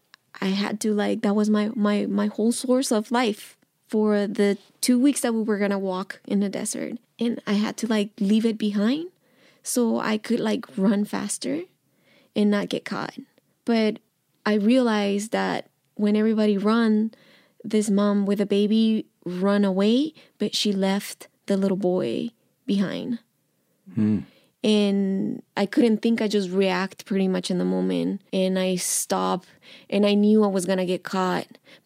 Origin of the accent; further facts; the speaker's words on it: Mexico; English is a second language; And I was like, I'm from Mexico.